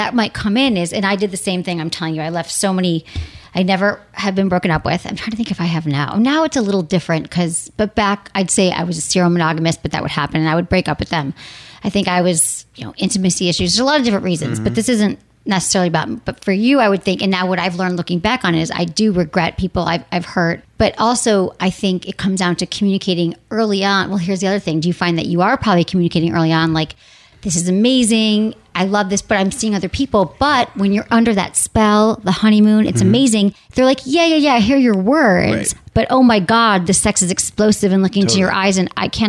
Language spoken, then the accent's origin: English; Midwest, United States; Like, I mean, I'm from the Midwest.